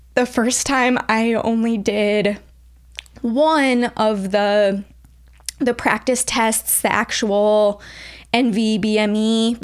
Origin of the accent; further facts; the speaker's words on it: St. Louis, Missouri, United States; I am from the St. Louis area originally